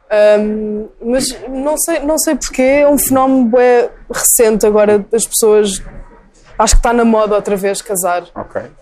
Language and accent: Portuguese; Caldas da Rainha, Leiria District, Portugal; now in São Martinho do Porto, Portugal; Eu nasci nas Caldas, okay. vivo em São Martinho, um bocadinho.